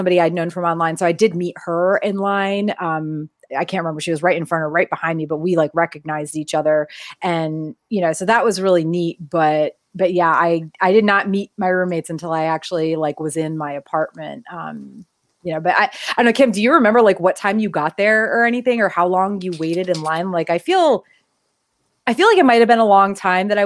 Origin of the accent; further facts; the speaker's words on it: New England, United States; We're both from New England.